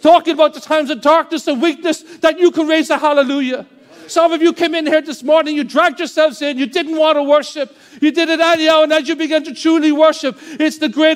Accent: Ireland; As Irish people were so introverted

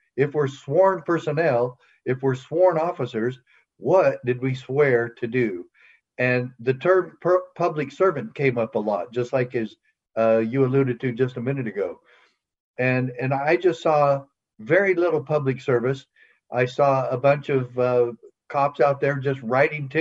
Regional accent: Safford, Arizona, United States; moved away as an adult; also born or lived in Utah; I hadn't lived in Safford, Arizona, Graham County, for 12 years

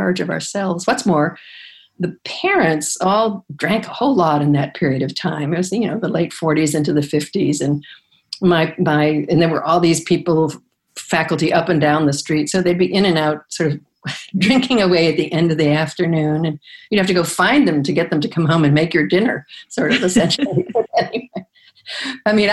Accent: Chicago, Illinois, United States; I grew up in Chicago, basically, in the south side of Chicago

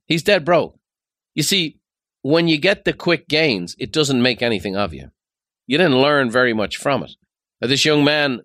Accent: Dublin, Leinster, Ireland; Growing up in Dublin, there was a fella on our street.

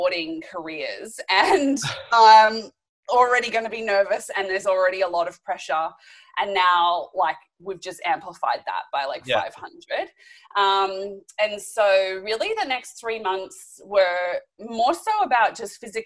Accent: Australia; as an Aussie

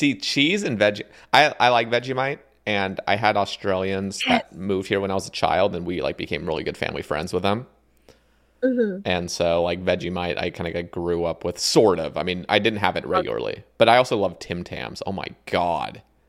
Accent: Oregon, United States; Because I'm from Oregon, and I feel like that's just, like, right below it.

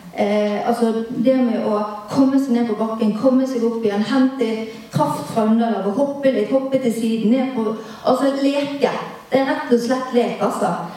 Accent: Bergen, Vestland, Norway; jeg er bergenser sjøl

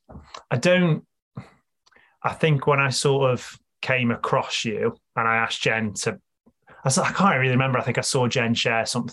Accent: Stoke-on-Trent, West Midlands, United Kingdom; growing up for me, I grew up in Stoke

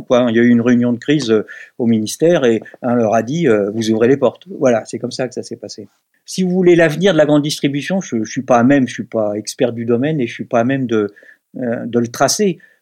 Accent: Brittany, France; je suis pas bordelais, je suis breton, hein, je vis dans le Morbihan.

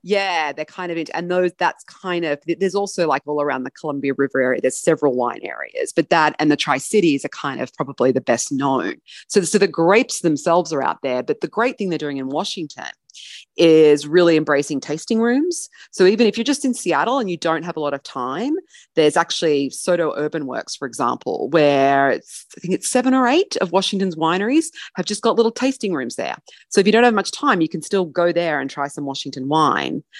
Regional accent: Australia; as Australian

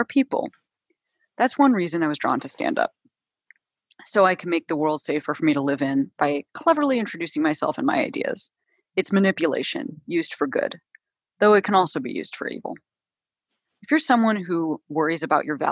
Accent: Chicago, Illinois, United States; I'm like from Chicago, I'm not from like an arts family

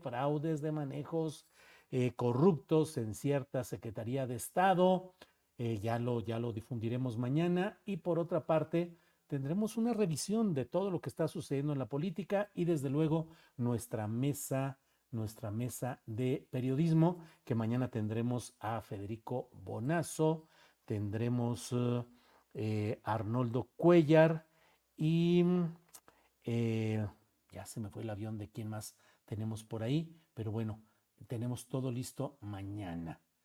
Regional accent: Torreón, Coahuila, Mexico; Yo nací por allá en Torreón, Coahuila, ahí por aquellos rumbos de abajo del Cerro de las Noas

